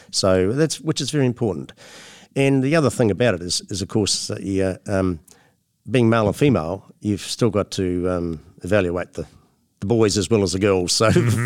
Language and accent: English; Motueka, Tasman, New Zealand; I, am born and bred in the um, in New Zealand, and uh, the home, my hometown. I was born in my, the town I live in now. I was born in uh, Motueka